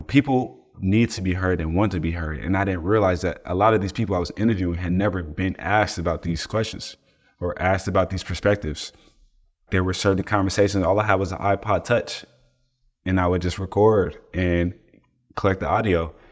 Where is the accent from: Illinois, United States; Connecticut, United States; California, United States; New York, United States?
California, United States; East Palo Alto; also born or lived in Oakland; I'm from East Palo Alto, California.